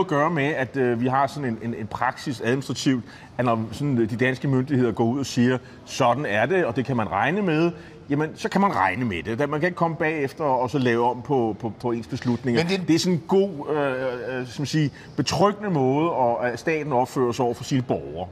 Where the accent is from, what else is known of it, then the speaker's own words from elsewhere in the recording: Nexø, Capital Region of Denmark, Denmark; Næksø, det er min hjemby på Bornholm